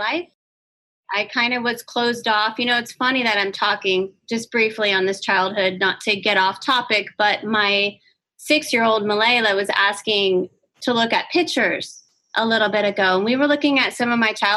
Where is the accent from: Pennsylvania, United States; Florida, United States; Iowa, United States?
Florida, United States; St. Petersburg; I grew up in South St. Pete